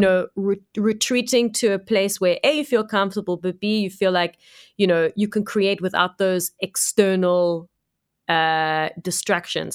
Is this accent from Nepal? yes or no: no; Cape Town, Western Cape, South Africa; I'm from Cape Town